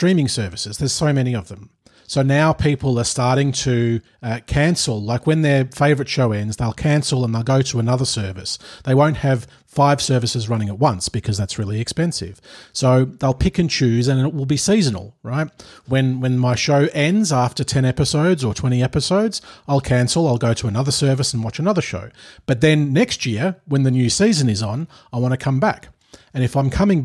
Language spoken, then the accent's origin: English; Melbourne, Victoria, Australia; now in Vejle, Denmark; I come from Melbourne, which is the coffee capital of Australia, and I moved to Denmark, to a town called Vejle.